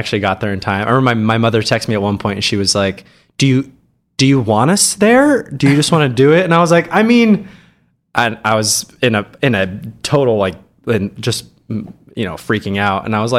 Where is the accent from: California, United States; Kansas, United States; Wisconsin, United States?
Kansas, United States; Hays; I grew up in Western Kansas, Hayes, Kansas, for any of you out there who know where it is. It's like halfway between Kansas City and Denver on I-70. Very small town.